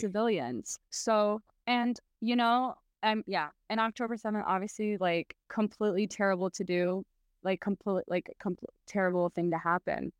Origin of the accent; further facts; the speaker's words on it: South Bend, Indiana, United States; first language Arabic; English is a second language; moved away as an adult; also born or lived in Chicago / Bloomington, Indiana / Palestine (ancestry); now in Los Angeles, United States; I was born in Chicago, but I was raised in Southland, Indiana